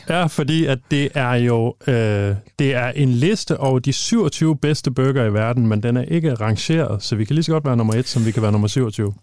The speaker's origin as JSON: {"language": "Danish", "area": "Thy, just outside Thisted", "region": "North Denmark Region", "country": "Denmark", "tie": "born or raised there", "moved": "yes", "said": "jeg er fra Thy, født og opvokset i, øh, lige uden for Tisted"}